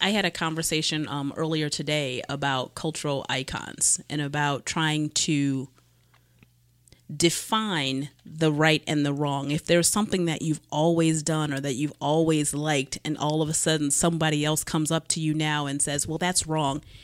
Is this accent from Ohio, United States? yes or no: yes; Cleveland, Ohio, United States; growing up in Cleveland